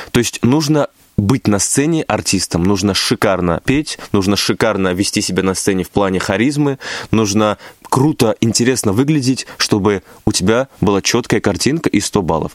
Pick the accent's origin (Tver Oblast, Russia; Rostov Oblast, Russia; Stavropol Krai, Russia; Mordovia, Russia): Stavropol Krai, Russia; мой родной край, где я родился, где я вырос